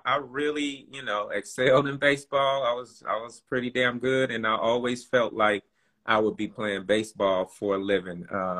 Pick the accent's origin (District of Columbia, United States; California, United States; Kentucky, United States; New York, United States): California, United States; Bakersfield; accent: Bakersfield twang; moved away as an adult; now in Los Angeles, United States; Born and raised in Bakersfield, California, man. Born and raised. Been out here in L.A., came out to go to college, Cal State Northridge